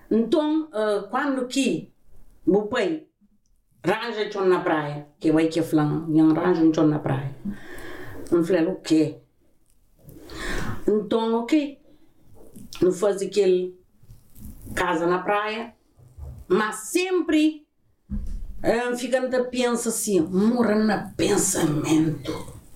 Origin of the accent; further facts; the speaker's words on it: Azores, Portugal; born there; Eu nasci na São Miguel.